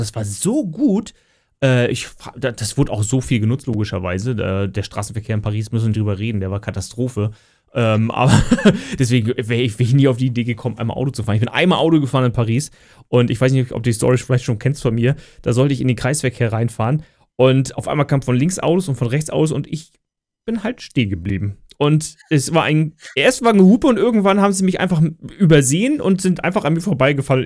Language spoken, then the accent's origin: German; Lübeck, Schleswig-Holstein, Germany; ich komme ja aus Lübeck